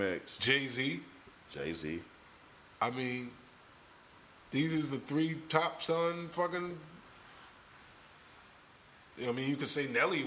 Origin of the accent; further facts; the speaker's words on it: Toronto, Ontario, Canada; I'm from Jane and Finch, bro.